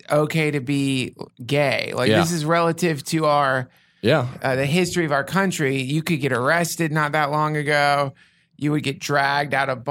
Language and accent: English; Asheville, North Carolina, United States; I came from Asheville, North Carolina.